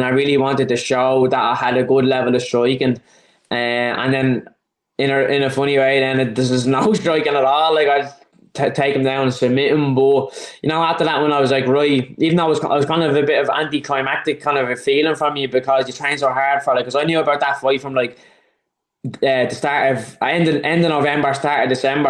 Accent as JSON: {"language": "English", "town": "Dublin", "region": "Leinster", "country": "Ireland", "said": "I'm from Dublin, it's in Dublin."}